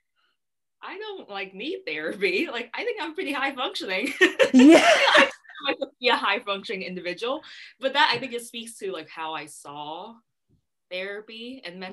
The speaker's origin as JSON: {"language": "English", "town": "San Diego", "region": "California", "country": "United States", "tie": "born or raised there", "also_born_or_lived": "Vietnam", "said": "my family and I immigrated to San Diego from Vietnam when I was 7, and that's how like I started growing up in San Diego."}